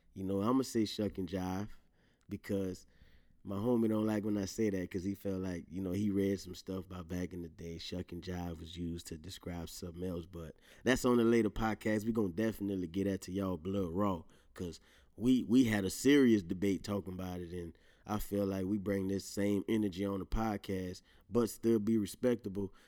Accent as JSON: {"language": "English", "region": "Louisiana", "country": "United States", "accent": "Louisiana", "said": "my Louisiana accent might come out heavy"}